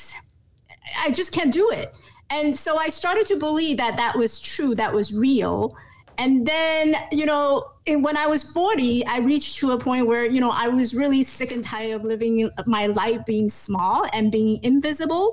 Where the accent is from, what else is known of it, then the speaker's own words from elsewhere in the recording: New York, United States; also born or lived in Taiwan; now in Los Angeles, United States; I actually grew up and went to school in New York, so I'm a totally 100% New Yorker attitude